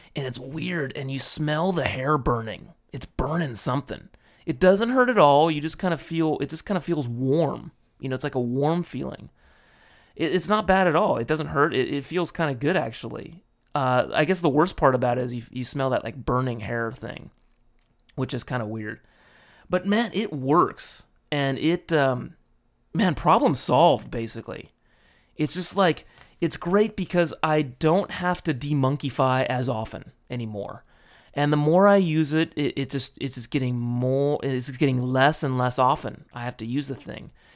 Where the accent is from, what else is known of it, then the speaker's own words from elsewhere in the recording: United States; now in Japan; my home country